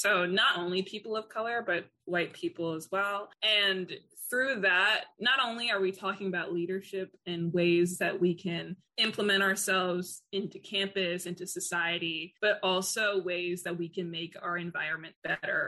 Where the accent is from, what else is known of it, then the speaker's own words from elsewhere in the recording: New York City, New York, United States; moved away as an adult; I came from Queens, and I came from a predominantly Black neighborhood